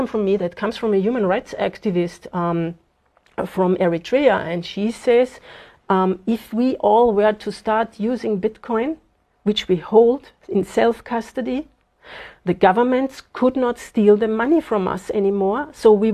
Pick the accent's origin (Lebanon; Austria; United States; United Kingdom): Austria; moved away as an adult; now in Zimbabwe; I was born in Austria, 52 years ago. And so I went to school there, I went to university there, and spent basically my whole life there